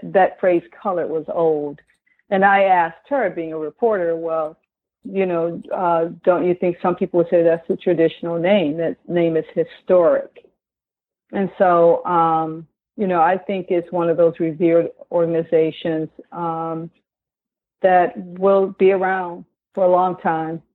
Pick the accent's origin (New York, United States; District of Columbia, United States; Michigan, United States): Michigan, United States; Detroit; also born or lived in Greenwood, Mississippi; I'm a Greenwood, Mississippi native, but I grew up in Detroit. Been here since I was four